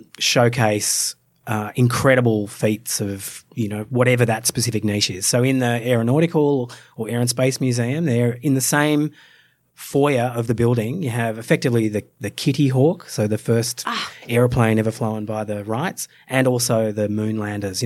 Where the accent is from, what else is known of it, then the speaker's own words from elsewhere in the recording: Australia; I grew up as an Australian